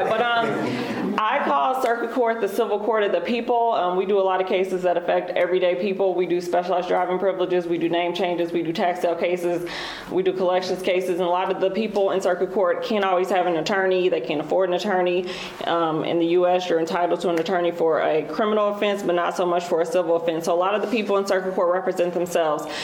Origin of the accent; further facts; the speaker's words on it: Marion County, Indiana, United States; I was born and raised in Marion County. My grandfather was actually the first African American elected to countywide office.